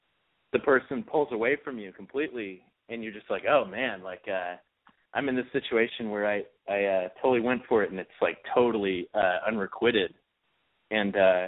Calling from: New York, United States; 24, New York.

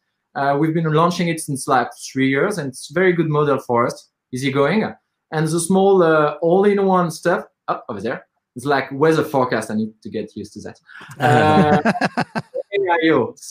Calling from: Paris, Île-de-France, France; Yeah, I'm calling in from Paris.

